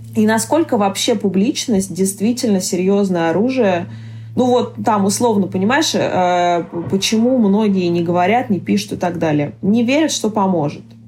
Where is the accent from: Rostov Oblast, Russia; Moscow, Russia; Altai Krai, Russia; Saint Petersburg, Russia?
Altai Krai, Russia; Barnaul; я родилась в Барнауле.